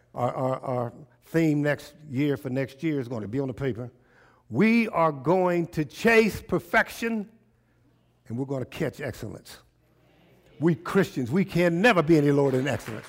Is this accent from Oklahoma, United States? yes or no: yes; Tulsa, Oklahoma, United States; I was born in T-, Tulsa, Oklahoma